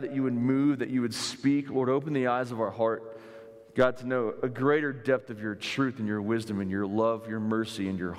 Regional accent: South Florida, United States; moved away; I'm from South Florida, and a guy that was in my church growing up

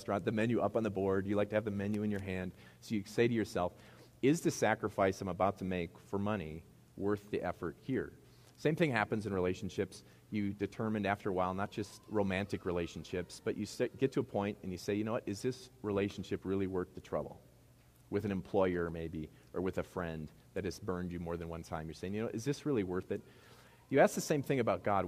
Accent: Midwest, United States; accent: Midwest; my Midwest accent

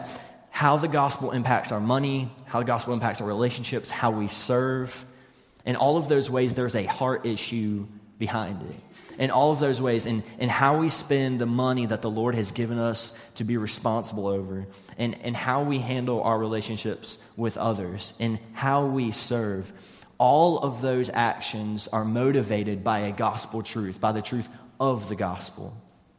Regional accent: West Virginia, United States; moved away; I'm originally from West Virginia

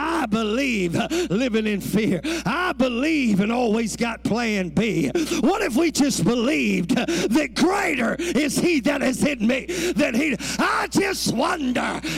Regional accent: Louisiana, United States; I'm from Louisiana.

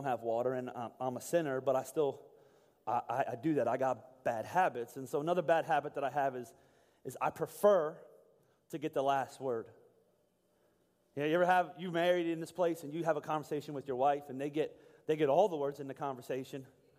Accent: Boyertown, Pennsylvania, United States; also born or lived in Pittsburgh; I was born in Boyertown, or lived in Boyertown my whole life, born in Pittsburgh.

